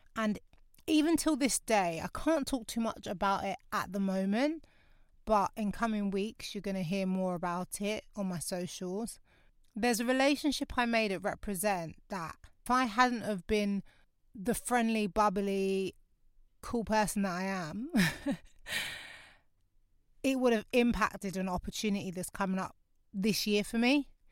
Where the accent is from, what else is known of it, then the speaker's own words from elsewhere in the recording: London, United Kingdom; moved away as an adult; now in North West London, United Kingdom; My hometown's Lewisham